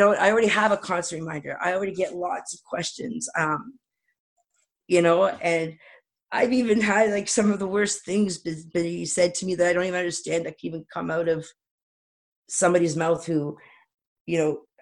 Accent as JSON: {"language": "English", "town": "Toronto", "region": "Ontario", "country": "Canada", "tie": "born or raised there", "moved": "as an adult", "lives_now": "East Coast, Canada", "said": "I was born and raised in Toronto"}